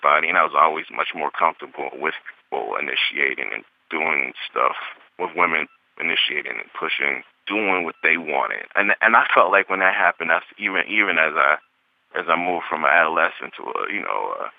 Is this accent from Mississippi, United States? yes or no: yes; Mississippi, United States; as a young person growing up in Mississippi